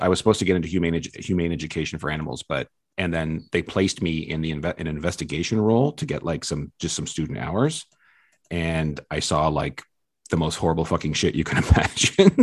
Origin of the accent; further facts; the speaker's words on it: Ontario, Canada; I live in a small hometown out a couple hours outside of Toronto